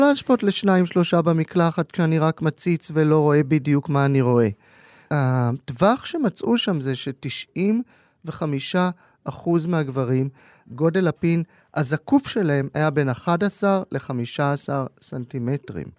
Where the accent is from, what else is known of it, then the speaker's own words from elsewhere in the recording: Tel Aviv, Tel Aviv District, Israel; אני בוגר אוניברסיטת תל אביב, העיר שבה גדלתי ולמדתי